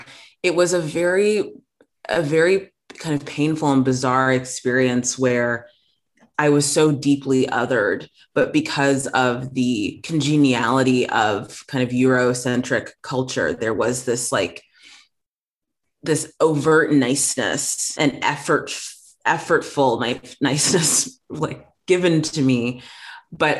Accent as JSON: {"language": "English", "country": "South Africa", "tie": "born or raised there", "moved": "yes", "said": "I grew up in South Africa for a good chunk of my life shortly after apartheid ended."}